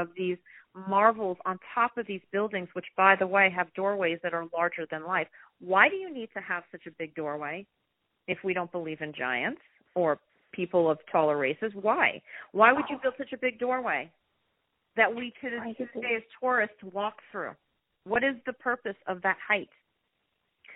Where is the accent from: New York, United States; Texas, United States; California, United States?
New York, United States; New York City; I grew up in Manhattan